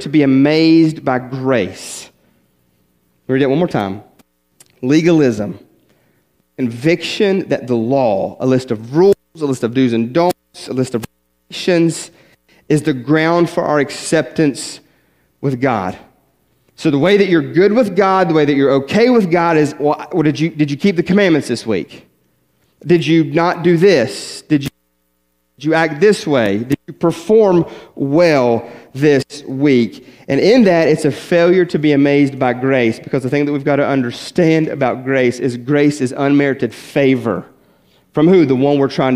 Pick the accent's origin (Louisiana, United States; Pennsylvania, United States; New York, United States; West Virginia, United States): West Virginia, United States; I grew up in West Virginia, small little country church